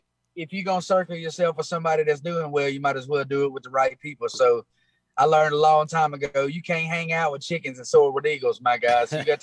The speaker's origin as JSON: {"language": "English", "town": "Moorville", "region": "Mississippi", "country": "United States", "tie": "born or raised there", "also_born_or_lived": "Alabama", "said": "I am from a little bitty small town out of Tupelo, Mississippi, called Moorville, Mississippi."}